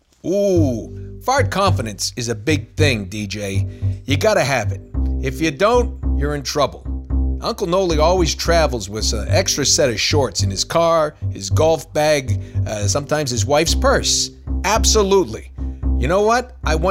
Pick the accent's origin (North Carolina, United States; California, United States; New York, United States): New York, United States; All right, I'm from New York.